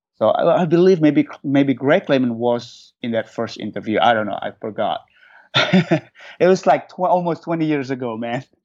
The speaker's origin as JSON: {"language": "English", "region": "Jakarta", "country": "Indonesia", "tie": "born or raised there", "also_born_or_lived": "New Zealand", "second_language": "English", "moved": "as an adult", "lives_now": "Los Angeles, United States", "said": "I was born and raised in Indonesia"}